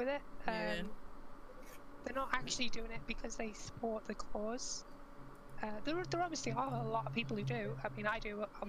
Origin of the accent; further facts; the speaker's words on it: Liverpool, North West England, United Kingdom; I'm from Liverpool